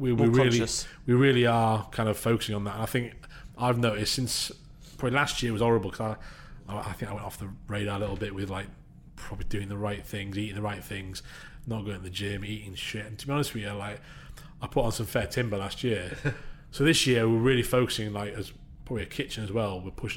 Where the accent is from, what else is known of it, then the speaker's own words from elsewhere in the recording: Yorkshire and the Humber, United Kingdom; I'm a Yorkshire lad